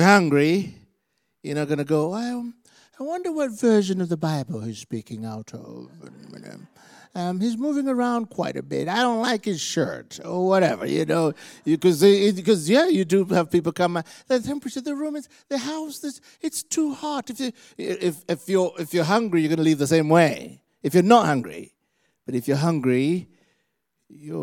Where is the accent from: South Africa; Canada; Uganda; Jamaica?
Uganda; moved away; Uganda, Africa. And where I'm from, we just love Jesus really intensely